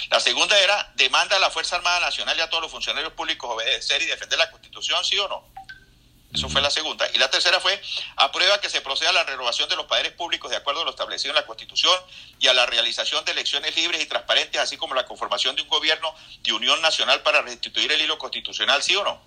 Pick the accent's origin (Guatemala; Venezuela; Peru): Venezuela; La Grita, Táchira; como decimos en mi pueblo, que yo soy de la grita ya en la ciudad del Espíritu Santo